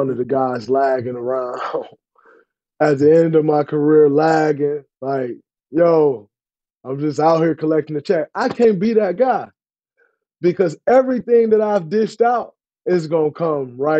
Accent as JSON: {"language": "English", "town": "Saginaw", "region": "Michigan", "country": "United States", "tie": "born or raised there", "also_born_or_lived": "East Lansing, Michigan", "moved": "as an adult", "lives_now": "Bay Area, United States", "said": "Growing up in Saginaw for 18 years, 4 years at Michigan State. Went straight to the Bay Area."}